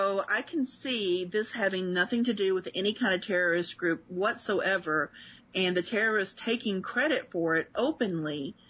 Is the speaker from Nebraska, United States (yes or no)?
no; Chicago, Illinois, United States; And I still drive like I'm from Chicago.